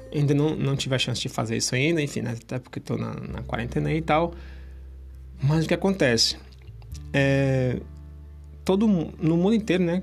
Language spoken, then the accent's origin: Portuguese; Brazil; moved away as an adult; nasci no Brasil.